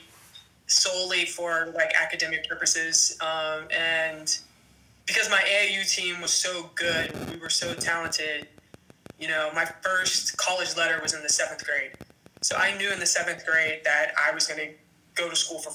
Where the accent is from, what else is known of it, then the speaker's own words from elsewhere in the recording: Pittsburgh, Pennsylvania, United States; also born or lived in West Virginia; I'm just from the north side of Pittsburgh